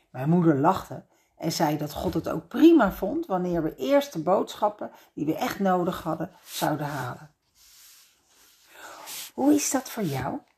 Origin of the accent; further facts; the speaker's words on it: Leiden, South Holland, Netherlands; Ik ben opgegroeid in Leiden aan de Singel in een oud herenhuis.